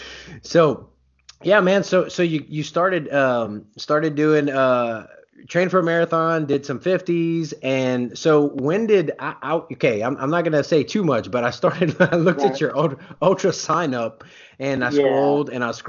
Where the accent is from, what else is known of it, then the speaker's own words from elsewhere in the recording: Louisiana, United States; now in Oklahoma, United States; Well, I'm from Louisiana, so you'll hear my a little bit different accent come out.